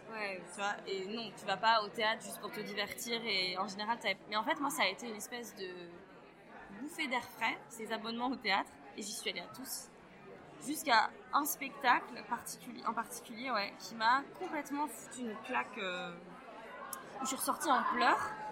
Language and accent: French; northern France, France; je viens du nord de la France